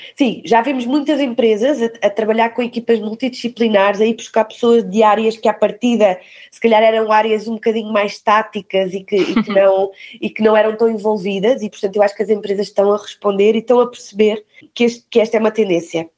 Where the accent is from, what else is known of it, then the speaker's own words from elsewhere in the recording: Algarve, Portugal; now in Lisbon, Portugal; cresci no Algarve, perto do mar. Estou em Lisboa já há alguns anos